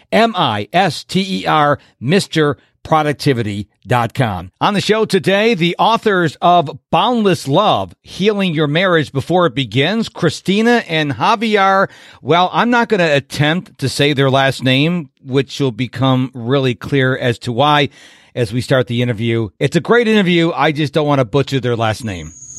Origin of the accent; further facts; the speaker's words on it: Rochester, New York, United States; I'm from New York, but I'm from the west side of New York in Rochester